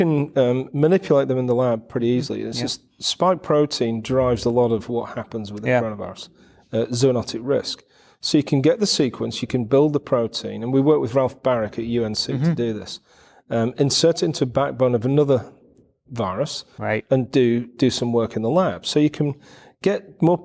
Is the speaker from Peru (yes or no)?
no; United Kingdom; I'm from the UK, but the name's Ukrainian